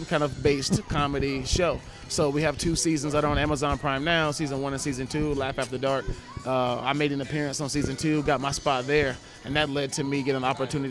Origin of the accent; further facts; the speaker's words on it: Louisiana, United States; I'm from Louisiana